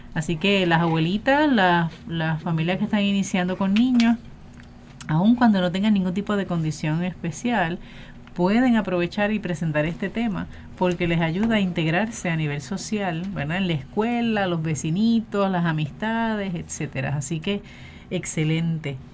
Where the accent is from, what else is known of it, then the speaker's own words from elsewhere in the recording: Puerto Rico; nuestra realidad como pueblo puertorriqueño